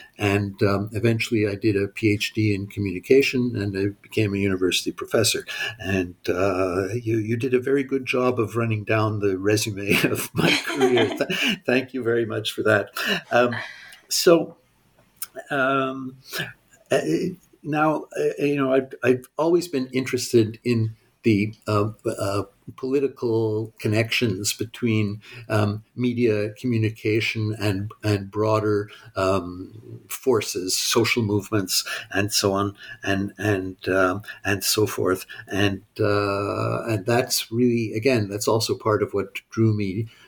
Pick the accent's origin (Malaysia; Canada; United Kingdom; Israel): Canada; also born or lived in United States; I was born in the United States. My parents were, my father was Canadian, my mother was American. And we moved to Canada when I was 2 years old. So I've really lived in Canada all my life.